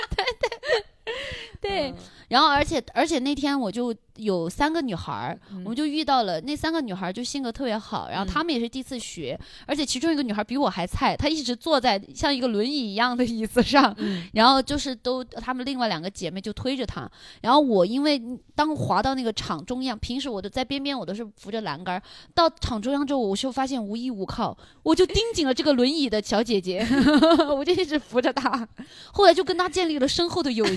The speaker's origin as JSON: {"language": "Chinese", "region": "southern China", "country": "China", "said": "我们南方小时候只能看到电视剧里面就觉得那种下雪好美啊"}